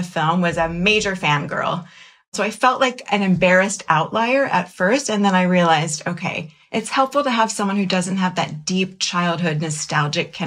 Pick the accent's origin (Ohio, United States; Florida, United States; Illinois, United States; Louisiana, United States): Florida, United States; Jacksonville; I grew up in Jacksonville, Florida in the 80s